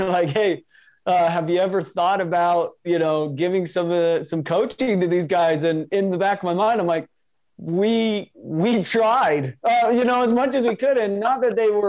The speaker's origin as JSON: {"language": "English", "region": "Utah", "country": "United States", "tie": "born or raised there", "said": "I'm from Utah, grew up here, born and raised"}